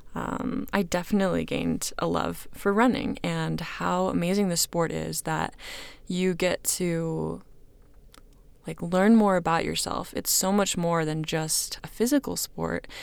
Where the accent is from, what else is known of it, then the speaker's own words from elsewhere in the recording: Kansas City, United States; now in Utah, United States; I am originally from Kansas City, now living in Utah with my husband, Quinn